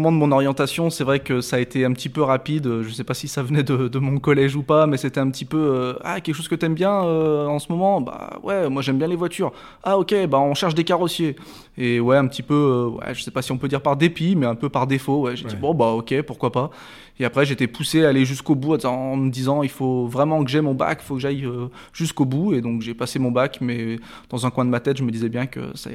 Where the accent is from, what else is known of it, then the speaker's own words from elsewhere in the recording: Rillieux-la-Pape, Auvergne-Rhône-Alpes, France; j'ai grandi à Rieux-la-Pape, juste à côté, voilà.